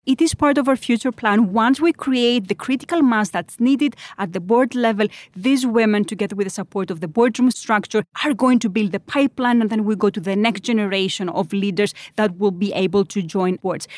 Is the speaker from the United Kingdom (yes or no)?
no; Greece; now in Switzerland; I'm from Greece